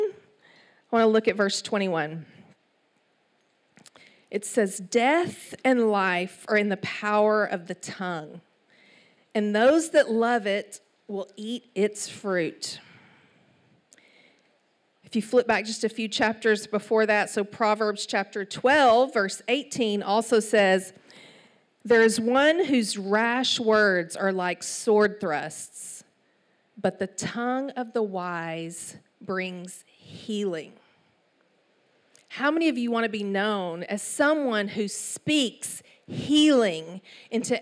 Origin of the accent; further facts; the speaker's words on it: Palestine, Texas, United States; accent: East Texas; moved away as an adult; also born or lived in New York City; So I was born and raised in Palestine, Texas, 18,000 people